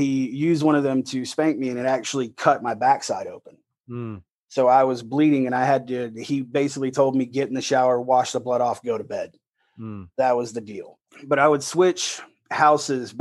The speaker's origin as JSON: {"language": "English", "town": "Loxley", "region": "Alabama", "country": "United States", "tie": "born or raised there", "also_born_or_lived": "Fort Scott, Kansas", "moved": "as an adult", "said": "I'm born and raised in Alabama. I was raised in a little city called Locksley."}